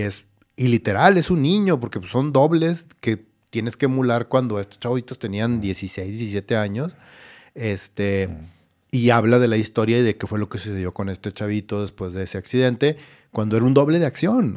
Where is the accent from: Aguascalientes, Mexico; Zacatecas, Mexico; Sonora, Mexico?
Sonora, Mexico; Ciudad Obregón; Yo soy de Ciudad Obregón